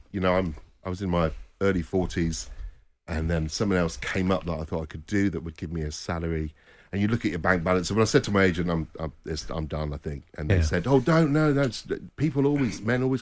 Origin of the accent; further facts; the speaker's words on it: Liverpool, North West England, United Kingdom; accent: Scouse; You can tell by my outrageous Scouse accent.